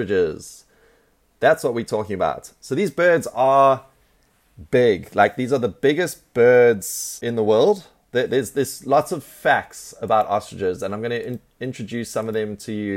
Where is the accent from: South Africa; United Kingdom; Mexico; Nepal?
South Africa; I'm from South Africa, and so there's lots of ostriches in South Africa